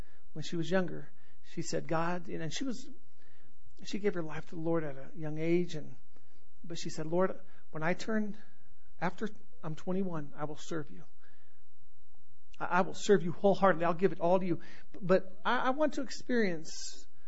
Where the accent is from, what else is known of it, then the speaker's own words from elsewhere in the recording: United States; before I'm an American, I'm a Christian